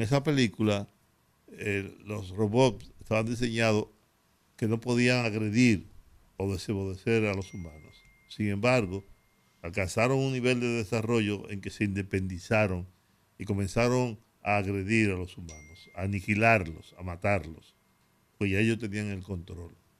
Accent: Dominican Republic; soy dominicano

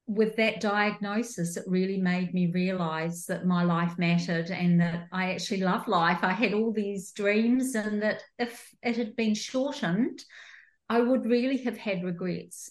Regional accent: New Zealand; moved away as an adult; also born or lived in rural Victoria, Australia; now in Australia; I'm a New Zealander, came over to Australia like 15 years ago

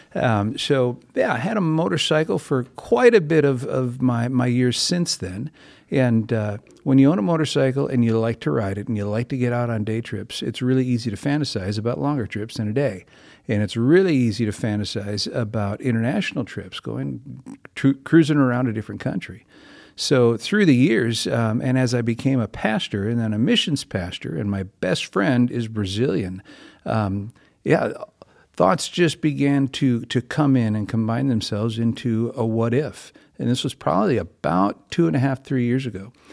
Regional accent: Bloomington, Minnesota, United States; I grew up right here in East Bloomington, um, Bloomington boy, born and raised, and, uh, still live in Bloomington

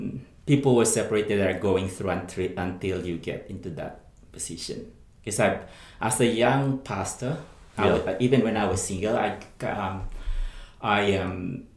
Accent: Philippines; my family, being a Filipino, and you know, the expectation from families

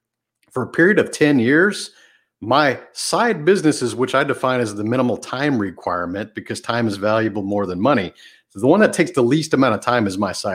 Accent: a small town outside of Houston, Texas, United States; the small town I grew up in outside of Houston

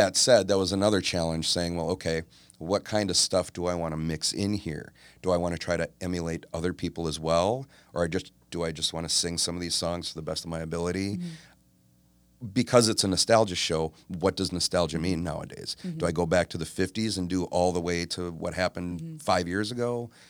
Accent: Oak Creek, Wisconsin, United States; also born or lived in Milwaukee; I am. So I was born in Milwaukee, grew up in Oak Creek.

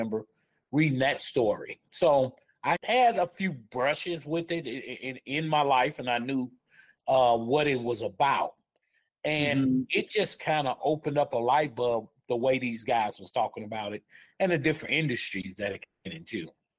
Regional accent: Chicago, Illinois, United States; moved away as an adult; now in Denver, United States; I came from the Midwest, Chicago, Illinois.

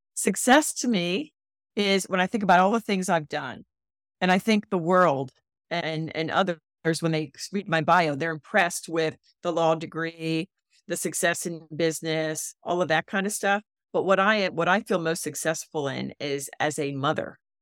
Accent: Philadelphia, Pennsylvania, United States; moved away as an adult; now in Charleston, United States; I'm a Philly girl. I'm a transplant.

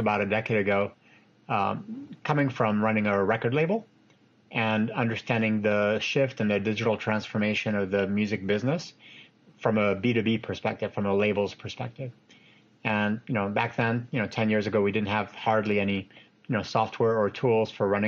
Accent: Los Angeles, California, United States; also born or lived in France / Tunisia; I was born in France and we grew up in Los Angeles

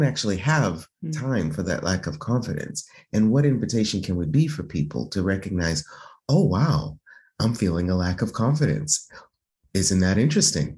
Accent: United States; moved away as an adult; now in Italy; being American, being Black

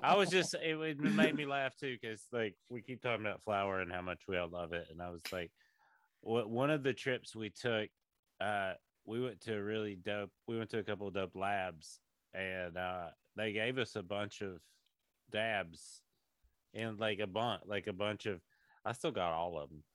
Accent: Tennessee, United States; moved away; I grew up in Tennessee

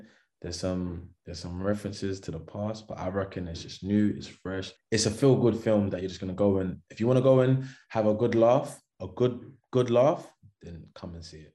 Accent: London, United Kingdom; also born or lived in Florida, United States; I grew up in Thamesmead, lived in Deptford, a bit Surrey Keys, Elephant and Castle, Kennington

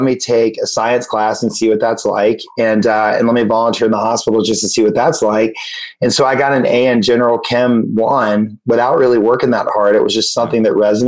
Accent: Macon, Georgia, United States; also born or lived in Atlanta, Georgia; I grew up in Macon, Georgia, a small town in Georgia before we moved to Atlanta.

